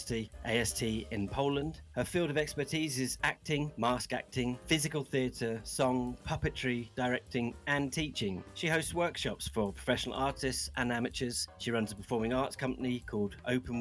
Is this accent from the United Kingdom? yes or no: yes; United Kingdom; I'm British